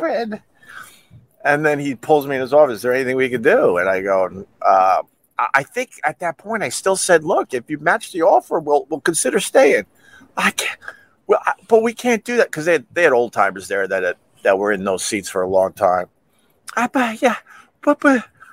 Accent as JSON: {"language": "English", "area": "Long Island", "region": "New York", "country": "United States", "said": "I'm from Long Island"}